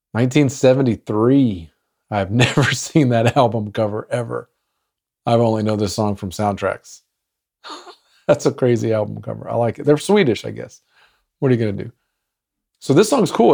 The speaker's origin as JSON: {"language": "English", "town": "Arlington", "region": "Texas", "country": "United States", "tie": "born or raised there", "said": "my hometown of Arlington, Texas."}